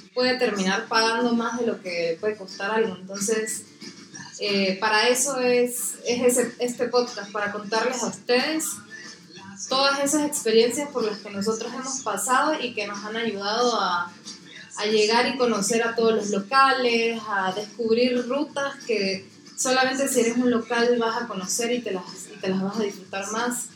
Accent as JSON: {"language": "Spanish", "country": "Venezuela", "moved": "as an adult", "lives_now": "Guatemala", "said": "yo soy venezolana pero llevo unos 8 años viviendo acá en Guatemala"}